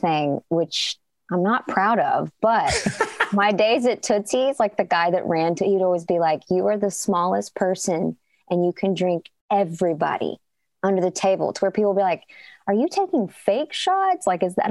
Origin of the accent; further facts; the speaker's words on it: Chicago, Illinois, United States; Yeah, my hometown, Chicago.